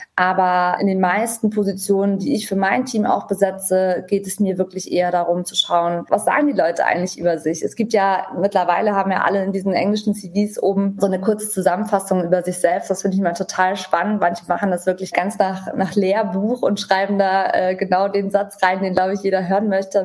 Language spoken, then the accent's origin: German; Germany; für uns als Deutsche